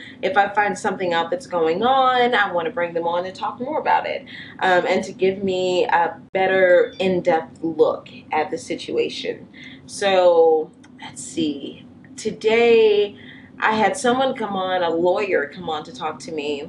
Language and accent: English; New Orleans, Louisiana, United States; now in Cincinnati, United States; I'm from New Orleans and I lived in the city where there aren't any animals just walking around.